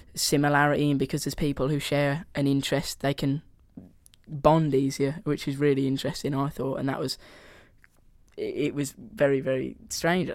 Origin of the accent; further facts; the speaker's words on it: Birmingham, West Midlands, United Kingdom; accent: Brummy; my Brummy accent